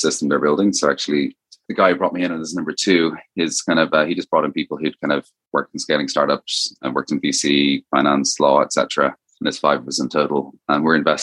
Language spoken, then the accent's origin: English; Dublin, Ireland; accent: Irish; as you kind of may hear from the accent of a name, I'm originally from Ireland, kind of went to school and university in Dublin